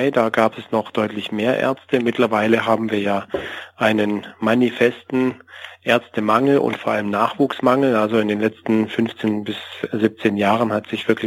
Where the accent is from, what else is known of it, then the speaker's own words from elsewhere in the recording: Stuttgart, Baden-Württemberg, Germany; weil ja schon immer mein Wunsch auch im süddeutschen Raum als Stuttgarter erst recht so in der Nähe bleiben zu können